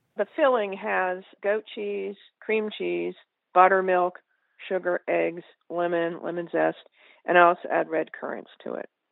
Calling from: Batesville, Virginia, United States; Calling from Batesville, Virginia.

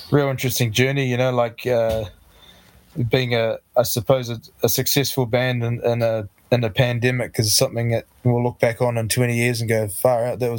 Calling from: Tauranga, Bay of Plenty, New Zealand; so we're in in the in Tauranga, which is east coast of the North Island in the Bay of Plenty, in New Zealand. So uh, yeah

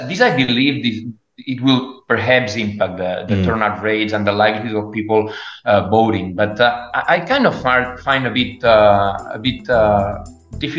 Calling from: Barcelona, Catalonia, Spain; I'm speaking from Barcelona, and Barcelona is and Catalonia particularly, and Valencia.

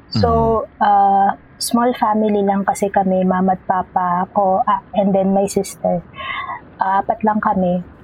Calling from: Las Piñas, Metro Manila, Philippines; Uh, I'm currently in Las Piñas.

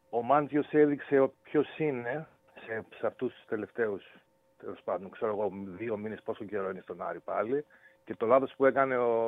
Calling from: Kalamaria, Central Macedonia, Greece; Είμαι από εδώ από τον Ναύαρχο Βότση, από την Καλαμαριά.

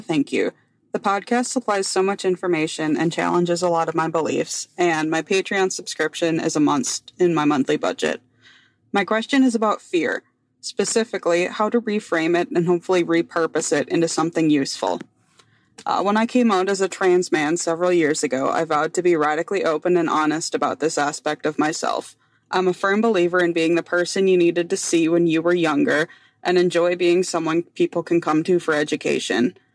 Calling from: Wisconsin, United States; I'm calling in from Wisconsin

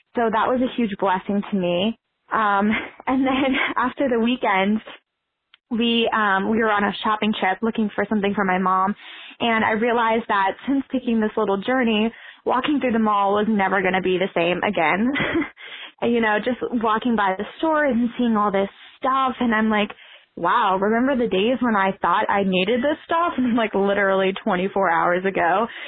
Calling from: Alexandria, Virginia, United States; I'm calling from Alexandria, Virginia

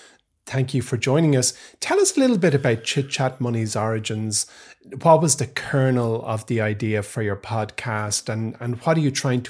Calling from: Dublin, Leinster, Ireland; And I'm where I always am, Mike. I'm in Dublin.

